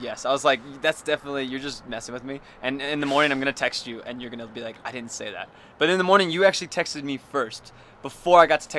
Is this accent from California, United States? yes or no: yes; San Diego, California, United States; also born or lived in Eugene, Oregon; I'm from San Diego. I live in San Diego currently